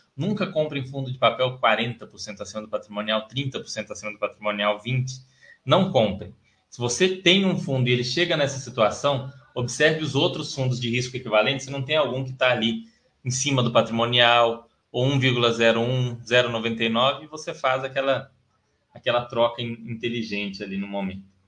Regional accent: Brazil; eu sou brasileiro

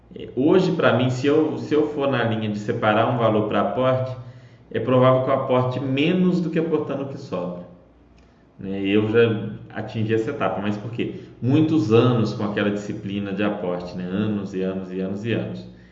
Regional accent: Belo Horizonte, Minas Gerais, Brazil

